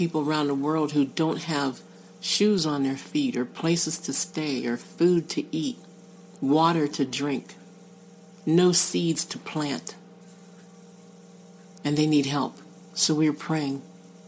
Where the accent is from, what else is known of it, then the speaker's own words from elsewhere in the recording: Pittsburgh, Pennsylvania, United States; I'm from the Pittsburgh area. In Western Pennsylvania, we say creek.